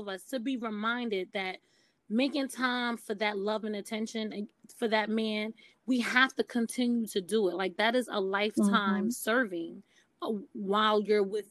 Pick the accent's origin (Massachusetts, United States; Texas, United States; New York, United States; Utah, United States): New York, United States; New York City; growing up in Brooklyn, New York, and seeing my mothers and aunts